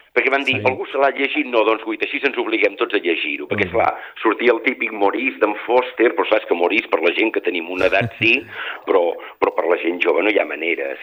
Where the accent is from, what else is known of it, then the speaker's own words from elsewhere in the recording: Girona, Catalonia, Spain; jo com a gironí